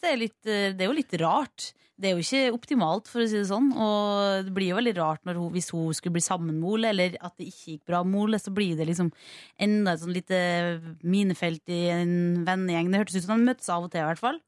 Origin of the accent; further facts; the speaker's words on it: Kristiansund, Møre og Romsdal, Norway; min hjemby Kristiansund